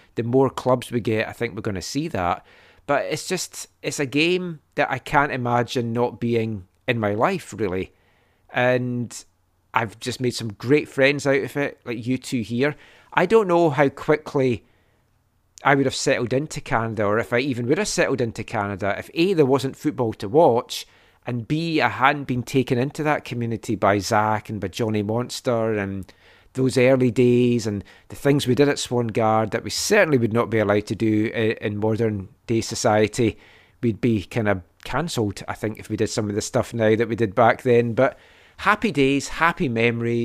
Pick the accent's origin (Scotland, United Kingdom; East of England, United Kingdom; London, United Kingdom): Scotland, United Kingdom; Glenrothes; Glenrothes as Juniors, which was a non-league side in my hometown.